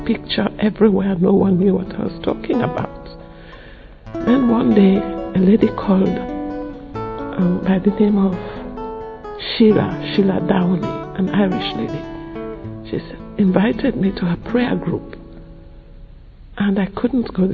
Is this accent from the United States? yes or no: no; Sierra Leone; now in London, United Kingdom; I come from Sierra Leone and I live in London